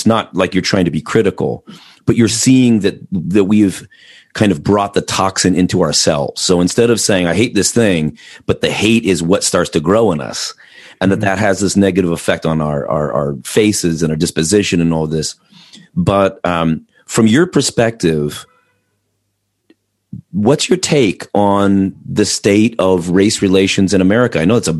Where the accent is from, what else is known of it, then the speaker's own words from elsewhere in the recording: Mission Viejo, California, United States; Like maybe I grew up in Mission Viejo, but it's not my village. That's just the people's storage, where my family ended up after moving here from, you know, Colorado or something.